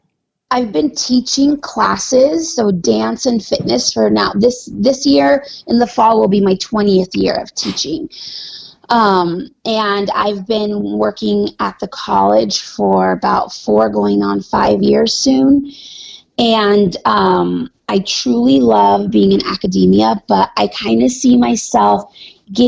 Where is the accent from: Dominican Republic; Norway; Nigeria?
Norway; moved away as an adult; also born or lived in Arizona, United States; now in United States; So when I was a little kid, we moved to Norway. Basically, I grew up there. I spent almost 20 years of my life there